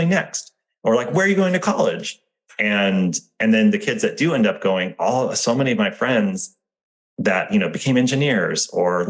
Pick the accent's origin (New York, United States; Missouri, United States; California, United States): California, United States; Santa Barbara; growing up in Santa Barbara as the, you know, not the, the poor kid